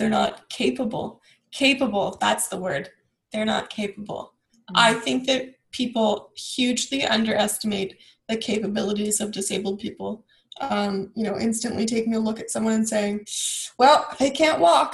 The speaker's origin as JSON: {"language": "English", "town": "Ajax", "region": "Ontario", "country": "Canada", "tie": "born or raised there", "also_born_or_lived": "Bowmanville", "said": "I was born and raised in Ajax, and then I moved to Bowmanville"}